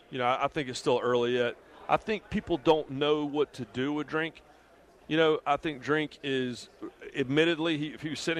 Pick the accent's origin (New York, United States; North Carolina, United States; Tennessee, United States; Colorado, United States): North Carolina, United States; Rockingham; I was born in Rockingham, North Carolina. I'll be buried in Rockingham, North Carolina.